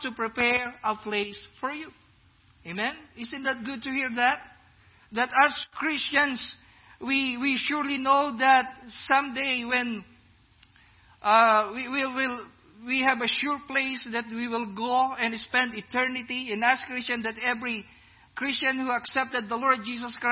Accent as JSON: {"language": "English", "country": "Philippines", "moved": "yes", "lives_now": "Iowa, United States", "said": "I'm black, I'm brown, I'm a Filipino"}